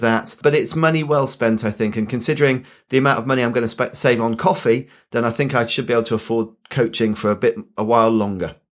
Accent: Yorkshire and the Humber, United Kingdom; I'm a Yorkshireman

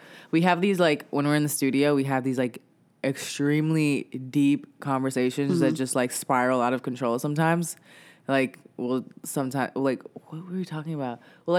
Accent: New York City, New York, United States; I'm from Brooklyn.

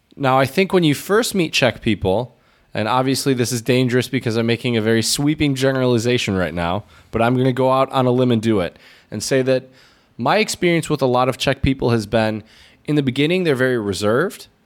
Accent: United States; being an American coming from such a capitalist country

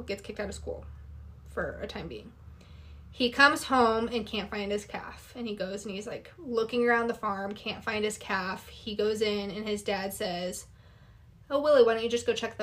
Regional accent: Wyoming, United States; we're from Wyoming. Farm chores are not like a weird thing before school

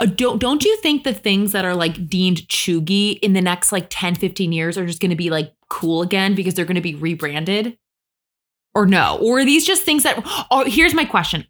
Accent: Michigan, United States; moved away as an adult; now in New York City, United States; I grew up in Michigan

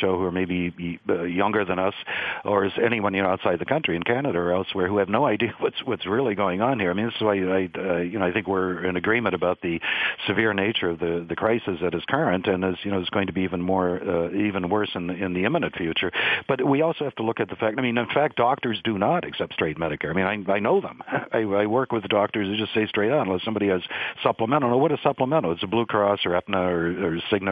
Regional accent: United States; I'm going to be the first generation of Americans since the Depression

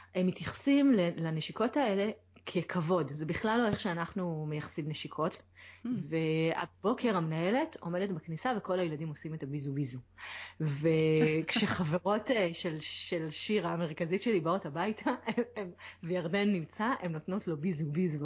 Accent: Israel; moved away as an adult; now in Aix-en-Provence, France; אצלנו כישראלים

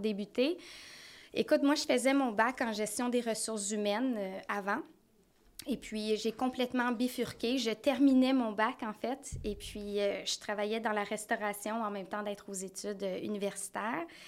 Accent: North Shore, Lower Laurentians, Quebec, Canada; Moi, je viens de la Rive-Nord. Euh, des basses Laurentides

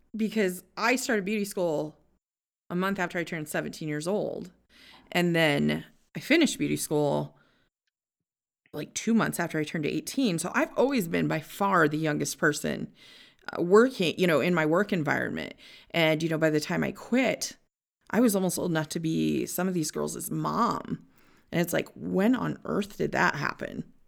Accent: Northwest Iowa, United States; I was born and raised in Northwest Iowa.

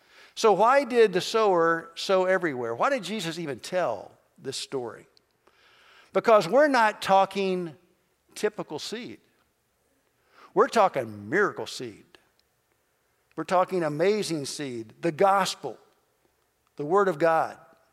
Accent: Kentucky, United States; moved away; also born or lived in southern Indiana; I grew up in Kentucky, and we had a little country store surrounded by farms

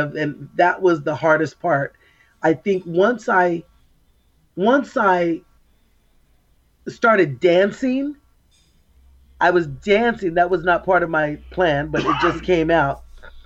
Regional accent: Oxnard, California, United States; I was born and raised in Oxnard, actually in Port Hueneme

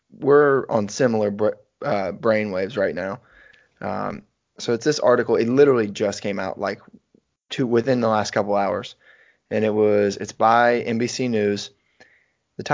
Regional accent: Northwest Missouri, United States; my hometown

